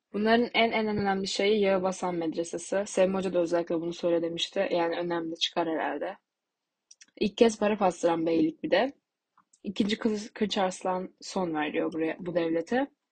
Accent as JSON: {"language": "Turkish", "region": "Tokat", "country": "Turkey", "moved": "yes", "said": "Ben Tokatlıyım."}